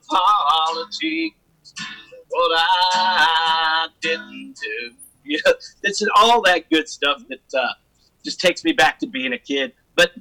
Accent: Grafton, Illinois, United States; moved away; also born or lived in Nashville, Tennessee; I grew up in Grafton

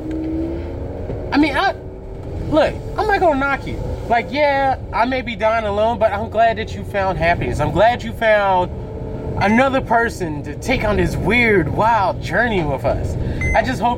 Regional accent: United States; I'm an American

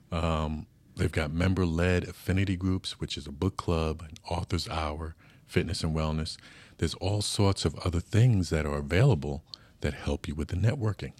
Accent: New York, United States; now in San Diego, United States; from New York like myself

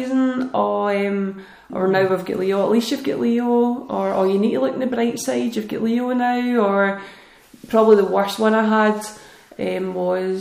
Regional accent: Scotland, United Kingdom; especially being Scottish and British

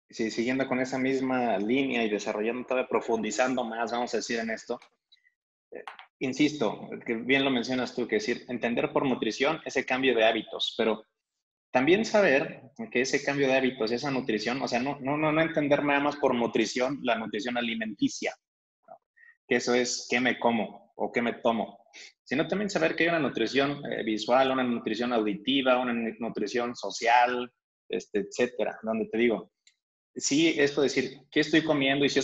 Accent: Mexico; Y, ellos como que normalmente aquí, alguien como mexicano, los generales, digo de nuevo, es como que vemos que el vino tinto es algo caro, ¿no?

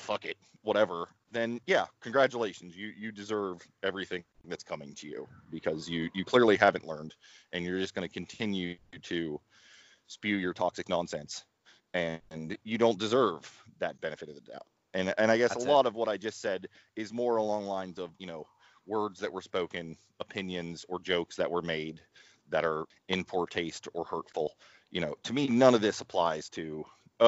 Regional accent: Ohio Valley, United States; I grew up in the Ohio Valley

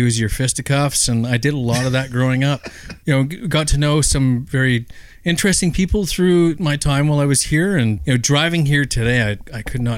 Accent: Wikwemikong reserve, Ontario, Canada; I'm from that reserve

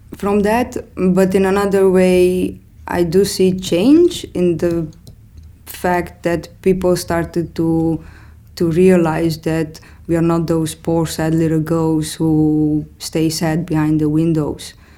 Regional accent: Romania; moved away as an adult; now in Amsterdam, Netherlands; I'm originally coming from Romania. I moved to the Netherlands in 2010.

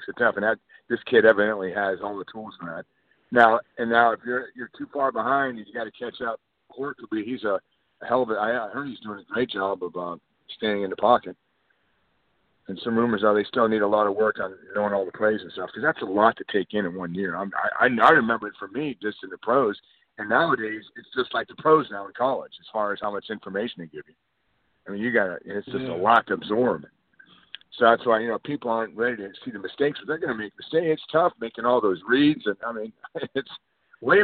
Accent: Miami, Florida, United States; now in Lexington, United States; I grew up in Miami

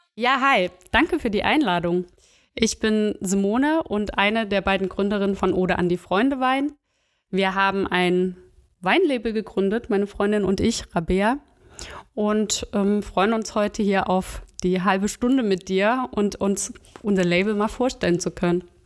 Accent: Chemnitz, Saxony, Germany; moved away as an adult; now in Bonn, Germany; Ursprünglich komme ich aus Chemnitz und Sachsen

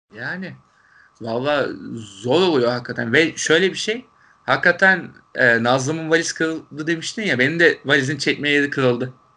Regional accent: Turkey; Türkiye'den gelen Türkler olduğumuzu

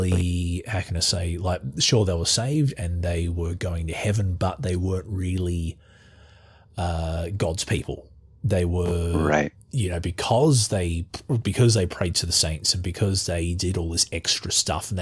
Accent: Australia; accent: Australian; as you can tell from my accent, I'm Australian.

